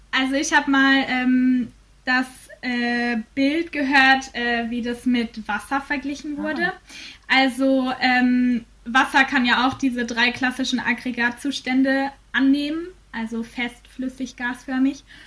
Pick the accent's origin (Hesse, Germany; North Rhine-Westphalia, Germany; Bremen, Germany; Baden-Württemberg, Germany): North Rhine-Westphalia, Germany; Bielefeld; moved away as an adult; now in Fulda, Germany; in Bielefeld bin, in meiner Heimat